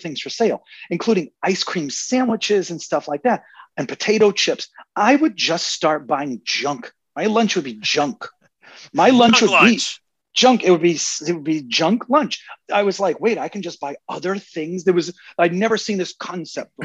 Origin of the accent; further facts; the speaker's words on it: Quincy, Massachusetts, United States; also born or lived in Weymouth, Massachusetts / Plymouth, Massachusetts; I grew up in Quincy, Massachusetts